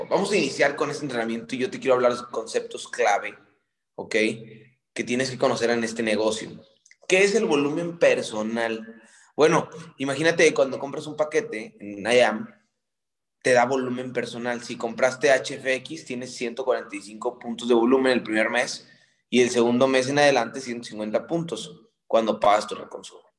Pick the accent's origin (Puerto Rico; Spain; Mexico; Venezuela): Mexico; now in New York, United States; Soy mexicana, pero vivo en Nueva York.